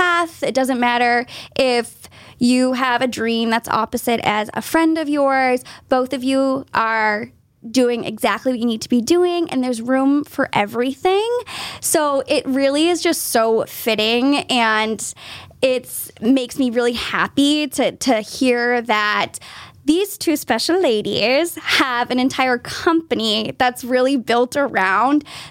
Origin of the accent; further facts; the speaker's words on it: South Shore, Massachusetts, United States; I'm a South Shore girl